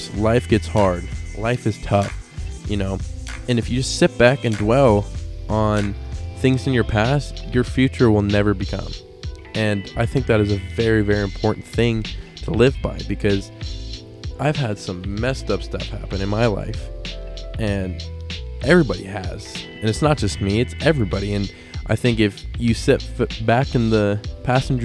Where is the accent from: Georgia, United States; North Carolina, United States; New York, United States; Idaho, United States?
Idaho, United States; also born or lived in Reno, Nevada; Idaho. That's where I'm from. I wasn't born here, but this is where I currently live. I was born in Reno, Nevada. But yeah, anyway, Idaho is where I call home